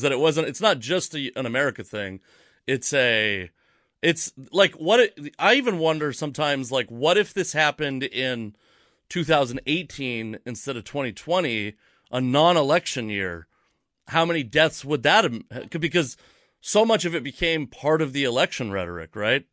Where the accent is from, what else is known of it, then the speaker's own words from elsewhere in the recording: Fife, Washington, United States; I'm from Fife, Washington, actually, but it's basically Tacoma